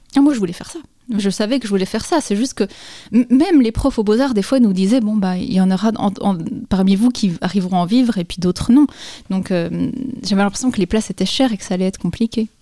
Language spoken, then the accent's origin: French; Dole, Bourgogne-Franche-Comté, France; moved away as an adult; also born or lived in Épinal; j'ai grandi à Dole, dans le Jura